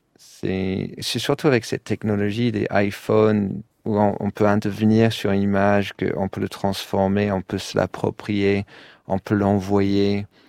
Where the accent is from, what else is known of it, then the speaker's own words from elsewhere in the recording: London, United Kingdom; French is a second language; moved away as an adult; also born or lived in Paris, France; now in Brussels, Belgium; comme à Londres pendant les années 80. C'est là où j'ai grandi